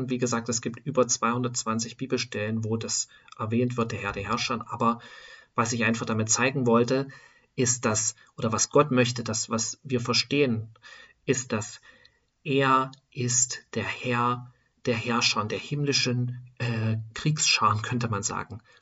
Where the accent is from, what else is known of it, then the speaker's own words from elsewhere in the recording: eastern Germany, Germany; born there; aus einer Stadt, wo die meisten, könnte man sagen, Atheisten sind. Ja, Im Osten von Deutschlands, wo ich geboren bin oder geboren wurde, sind die meisten durch diese Sozialisation im Sozialismus Atheisten.